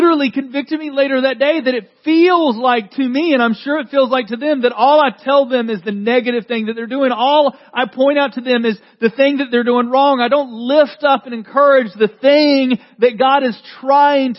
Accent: the South, United States; I grew up in the South

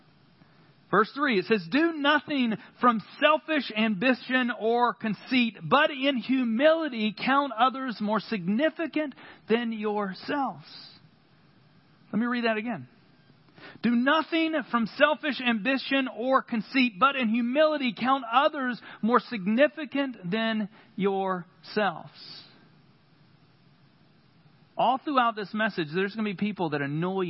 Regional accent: United States; we as American church

